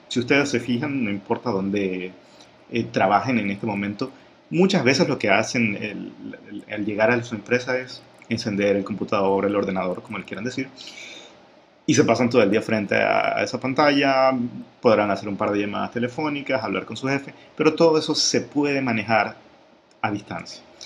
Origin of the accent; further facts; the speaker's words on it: Ecuador; la experiencia de, Ecuador, que es de donde yo soy